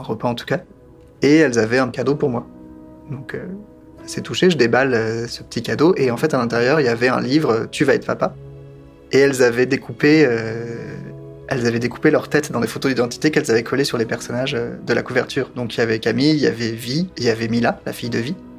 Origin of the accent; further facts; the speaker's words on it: France; je suis français